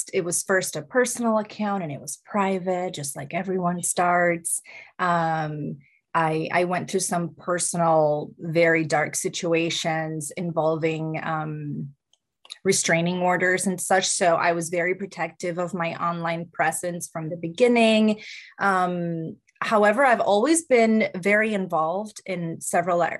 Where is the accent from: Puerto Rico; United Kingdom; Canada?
Puerto Rico; moved away as an adult; now in United States; I grew up in Puerto Rico and I didn't make it to the States until I was 27